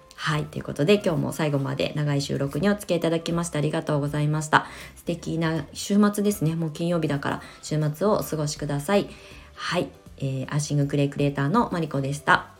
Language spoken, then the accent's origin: Japanese; Kasama, Ibaraki, Japan; also born or lived in Tokyo / Shonan, Kanagawa; now in Kasama, Japan; 生まれ育った場所なんだけどあの東京上京して湘南に移住してのこの約20年の間まあ年に1回か2回しか帰省をしないしうんまあねそんなにこう地元で何かをあの広げていくみたいな活動は一切してこなかったので本当になんか移住者として あの茨城県笠間市に引っ越しをして